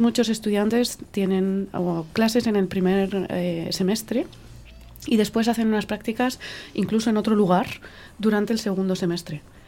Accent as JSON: {"language": "Spanish", "town": "Chinchón", "region": "Community of Madrid", "country": "Spain", "moved": "as an adult", "lives_now": "Belgium", "said": "yo soy de, de Madrid"}